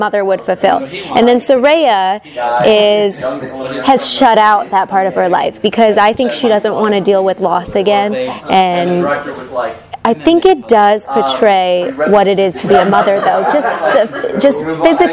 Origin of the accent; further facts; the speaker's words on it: Toledo, Ohio, United States; now in Los Angeles, United States; I grew up in Toledo, Ohio, moved out to LA, went to UCLA